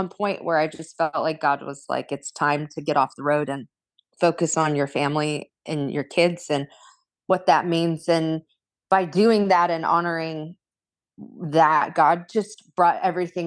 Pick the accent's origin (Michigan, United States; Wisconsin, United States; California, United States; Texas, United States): California, United States; Corona; in a family of ministers and singers and musicians in Southern California